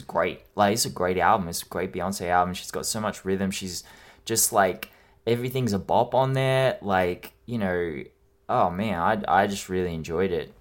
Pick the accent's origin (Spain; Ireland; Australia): Australia; I am Australian